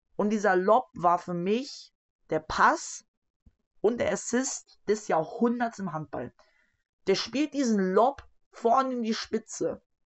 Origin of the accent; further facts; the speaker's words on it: Hamburg, Germany; Ich bin Hamburger, ich fiebere für Hamburg